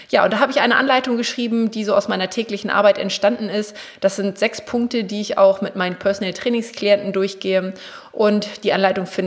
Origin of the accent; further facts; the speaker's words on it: Braunschweig, Lower Saxony, Germany; also ich komme ja aus Braunschweig, im Raum Braunschweig, Wolfsburg, Hannover